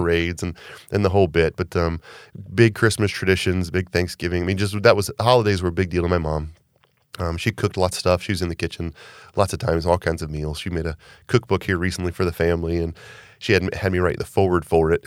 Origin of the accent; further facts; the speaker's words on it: Augusta, Georgia, United States; growing up in Augusta